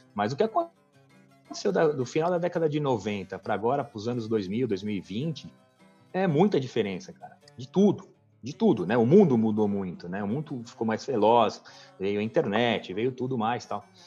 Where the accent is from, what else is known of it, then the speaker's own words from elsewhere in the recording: São Paulo, Brazil; eu nasci, cara, do lado do Juventus né, ali. E morei minha vida inteira no Tatuapé